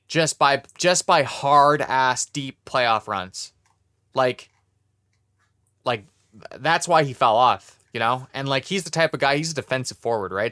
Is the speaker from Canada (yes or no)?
yes; Canada; I'm Canadian